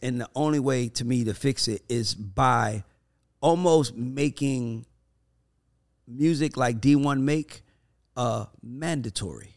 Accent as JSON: {"language": "English", "town": "Atlanta", "region": "Georgia", "country": "United States", "said": "I'm from Atlanta"}